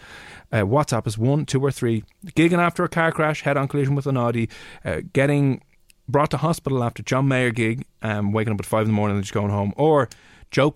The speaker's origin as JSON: {"language": "English", "country": "Ireland", "said": "we have a bad reputation abroad"}